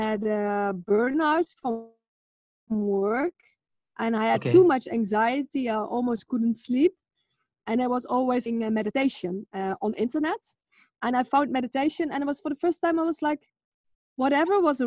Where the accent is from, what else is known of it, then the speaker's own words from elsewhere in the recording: Netherlands; I'm from Holland.